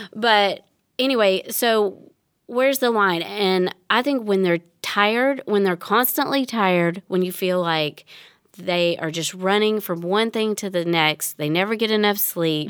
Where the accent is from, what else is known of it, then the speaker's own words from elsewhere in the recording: Tennessee, United States; I grew up in Tennessee.